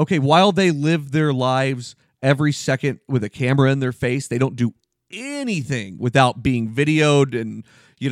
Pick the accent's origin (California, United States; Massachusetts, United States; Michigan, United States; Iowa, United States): Massachusetts, United States; Boston; I'm from Boston